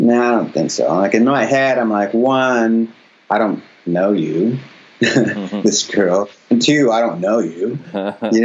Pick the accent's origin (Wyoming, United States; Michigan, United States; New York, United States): Wyoming, United States; moved away as an adult; also born or lived in Nebraska; I'm from Wyoming